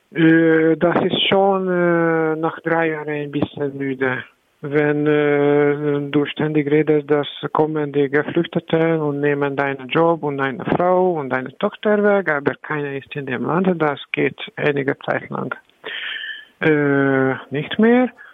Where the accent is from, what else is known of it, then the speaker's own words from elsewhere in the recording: Hungary; German is a second language; moved away as an adult; now in Berlin, Germany; habe ich meine Heimat verloren